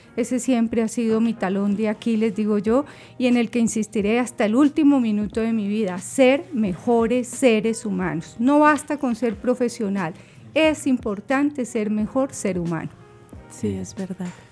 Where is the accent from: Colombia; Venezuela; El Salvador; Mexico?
Colombia; somos colombianos